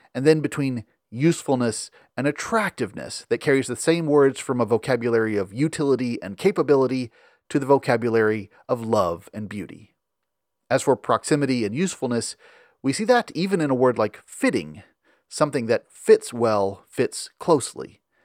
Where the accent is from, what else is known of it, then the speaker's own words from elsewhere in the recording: Memphis, Tennessee, United States; I'm from Memphis